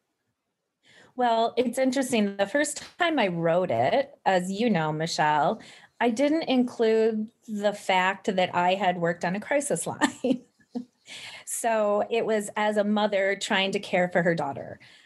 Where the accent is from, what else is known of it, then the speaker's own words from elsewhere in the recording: Midwest, United States; I'm from the Midwest and I'm Midwestern nice